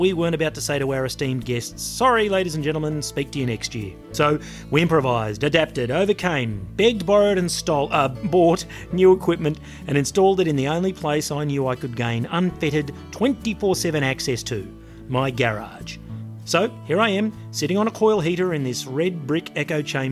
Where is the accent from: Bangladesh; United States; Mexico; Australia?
Australia; I'm from Australia